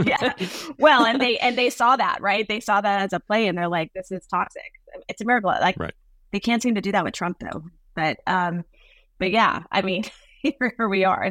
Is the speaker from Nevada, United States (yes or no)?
yes; Nevada, United States; I was born in Nevada